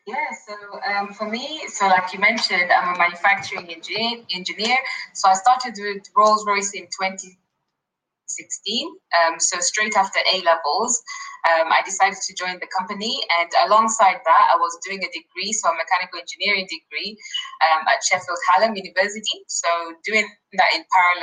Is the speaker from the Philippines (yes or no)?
no; Kenya; also born or lived in Nottingham, United Kingdom; now in United Kingdom; I'm from Kenya